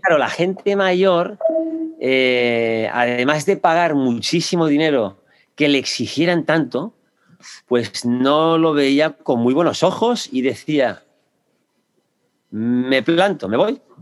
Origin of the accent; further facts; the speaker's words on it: Barcelona, Catalonia, Spain; moved away as an adult; now in Houston, United States; soy español de Barcelona